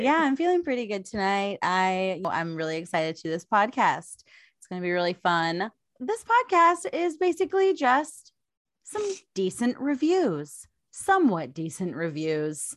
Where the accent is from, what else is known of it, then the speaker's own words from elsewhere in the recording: Vermont, United States; now in Portland, United States; I am from Vermont originally.